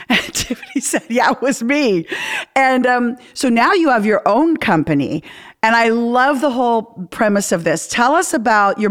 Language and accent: English; Canada; I'm Canadian